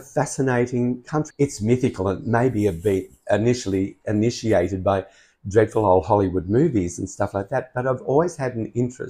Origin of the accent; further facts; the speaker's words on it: Brisbane, Queensland, Australia; I'm from Brisbane.